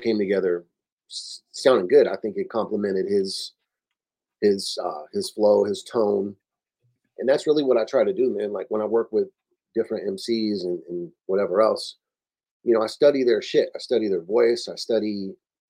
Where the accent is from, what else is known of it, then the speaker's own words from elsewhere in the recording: Oxnard, California, United States; moved away; also born or lived in Los Angeles; I remember growing up there